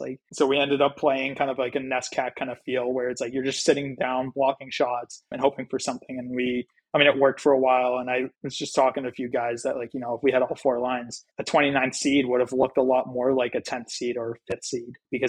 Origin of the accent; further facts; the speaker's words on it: New Hampshire, United States; Like, you're from Georgia and we're from New Hampshire.